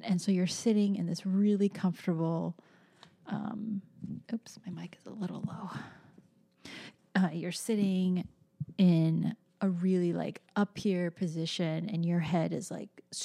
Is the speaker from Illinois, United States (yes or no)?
no; California, United States; moved away; I miss my home state so much